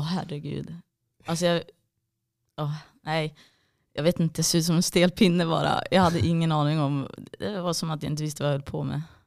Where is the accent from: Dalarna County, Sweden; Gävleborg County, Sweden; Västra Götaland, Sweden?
Gävleborg County, Sweden; Gävle; now in Malmö, Sweden; egentligen från en liten by utanför Gävle